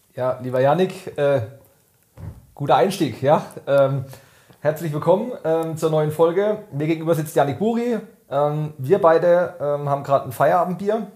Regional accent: Weingarten, Baden-Württemberg, Germany; in meiner Heimatgemeinde in Weingarten

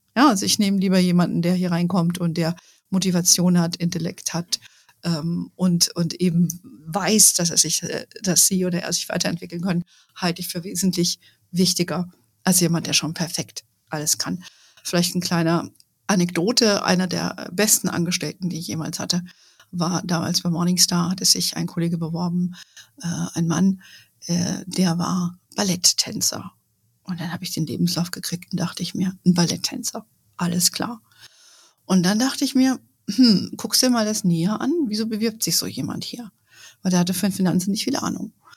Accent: Germany

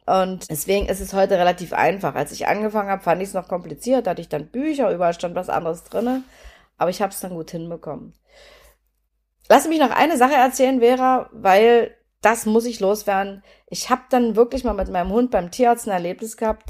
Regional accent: Germany; ich bin ja in der DDR geboren

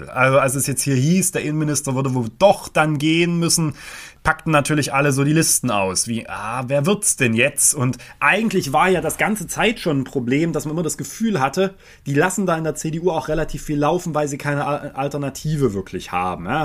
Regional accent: Saxony, Germany; Für mich war, ich bin Sachse noch nie eine Kompetenz.

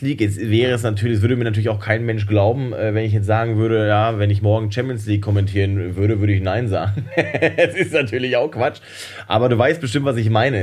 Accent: Hamm, North Rhine-Westphalia, Germany; moved away; aus meiner Heimatstadt Hamm

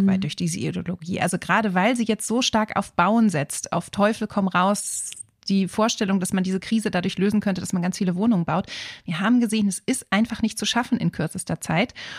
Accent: Berlin, Germany; Jetzt muss ich ja als Berlinerin

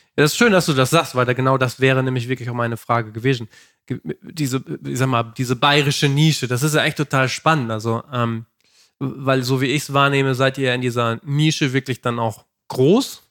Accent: Lower Saxony, Germany; wir kommen ja aus Niedersachsen

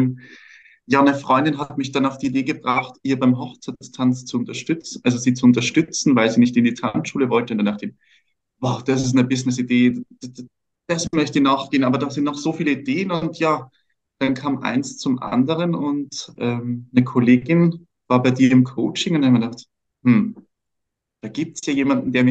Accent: Vienna, Austria; Aus Wien.

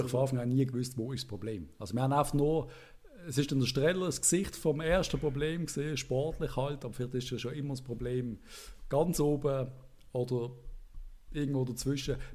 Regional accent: Basel, Basel-Stadt, Switzerland; Sagt jeder, pfff, oh, der Stocker, oh, der Frei, ja, der, also als Basler ist es extrem schwer.

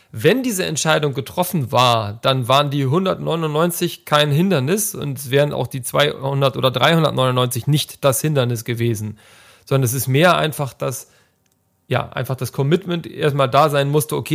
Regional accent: Hamburg, Germany; born there; now in Leipzig, Germany; gebürtiger Hamburger und Wahlleipziger

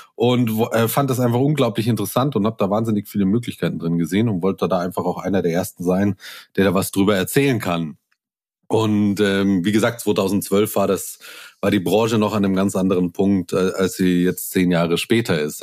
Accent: Munich, Bavaria, Germany; moved away as an adult; now in Brandenburg an der Havel, Germany; bin eigentlich gebürtiger Münchner

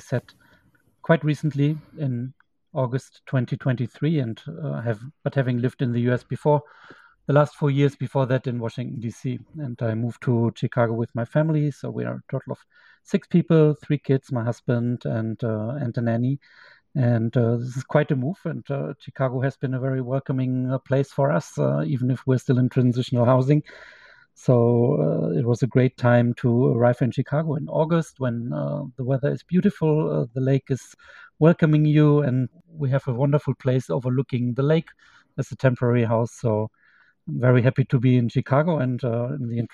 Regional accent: near Hanover, North Rhine-Westphalia, Germany; I'm from the northwest. So close to Hanover is my hometown, but it's already in North Rhine-Westphalia

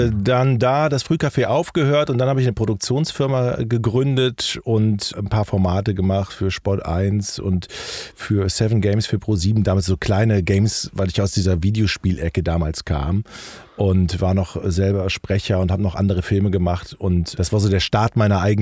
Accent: Rhineland, Germany; Ja, der Schritt, der Schritt in den Norden als Rheinländer war schon hart

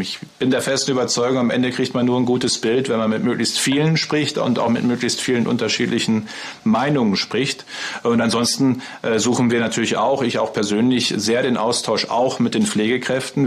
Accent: Münsterland, North Rhine-Westphalia, Germany; ich komme ja aus dem Münsterland. Ne? Bei uns ist ja alles flach.

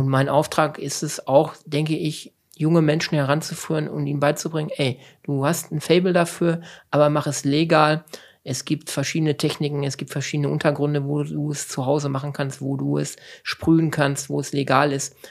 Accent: Lünen, North Rhine-Westphalia, Germany; also born or lived in Cappenberg; groß geworden, so klassisch im Ruhrgebiet, in der Nähe von Dortmund. Ähm, bin ein Dortmunder Jung, fußballtechnisch. ähm, das saugt man halt halt mit dem Muttermilch schon ein. Ähm, letztendlich ähm, ist mein genauer Geburtsort also auf der Nahtstelle zwischen Ruhrgebiet und zwischen dem Münsterland. Ich komme aus Lünen

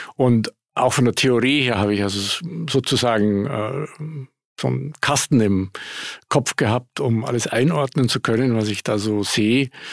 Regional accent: Munich, Bavaria, Germany; moved away as an adult; also born or lived in Grenoble / New York; ich bin Münchner, was man an der Stimme ja auch hört. Ich habe einen Dialekt, ich kriege den nicht los. habe es inzwischen aufgegeben, das zu probieren. Äh, um, ähm, aber äh, bin dort aufgewachsen

